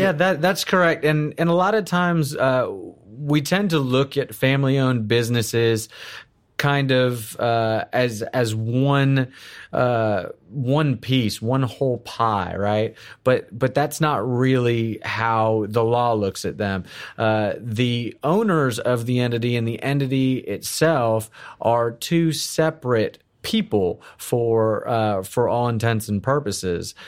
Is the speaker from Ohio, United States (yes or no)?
no; South Florida, United States; moved away as an adult; also born or lived in Houston, Texas / Orlando, Florida; now in Texas, United States; I, I was born in Houston. I'm an, I'm, I'm a, a native Texan. Uh, grew up in South Florida